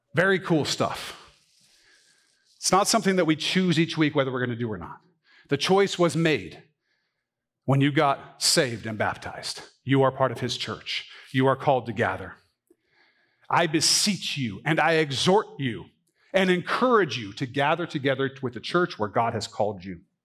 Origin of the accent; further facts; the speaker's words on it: United States; I grew up in the United States of America